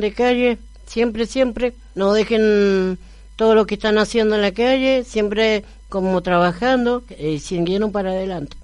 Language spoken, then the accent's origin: Spanish; Argentina; mi pueblo es Argentina pero yo mi pueblo es eh, allá donde nació mi familia, en Oruro